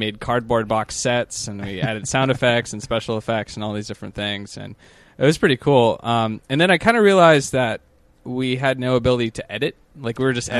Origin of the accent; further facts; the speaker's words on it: Cottage Grove, Minnesota, United States; now in Los Angeles, United States; I'm from Cottage Grove, which is like a suburb of the Twin Cities.